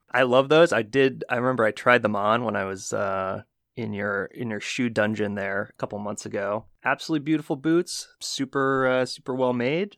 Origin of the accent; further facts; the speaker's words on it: New Jersey, United States; I'm from New Jersey